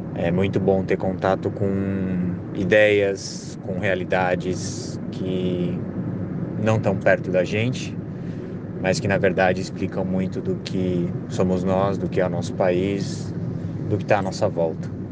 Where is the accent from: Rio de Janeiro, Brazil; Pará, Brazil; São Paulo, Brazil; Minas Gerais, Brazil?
São Paulo, Brazil; sou de São Paulo